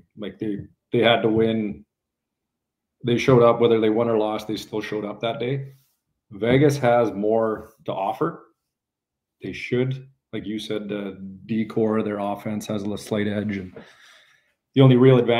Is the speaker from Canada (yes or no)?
yes; Canada; being a Canadian